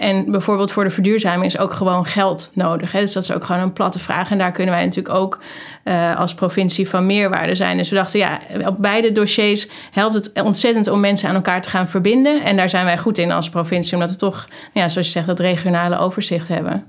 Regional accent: Amsterdam, North Holland, Netherlands; moved away as an adult; also born or lived in North Brabant; ik ben geboren in Amsterdam.

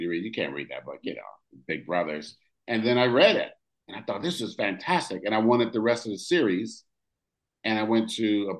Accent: Oakland, California, United States; I grew up in California, Oakland, California

